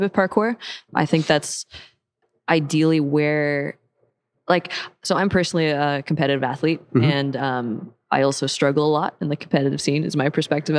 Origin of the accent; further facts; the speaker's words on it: Seattle, Washington, United States; I grew up in Seattle, actually here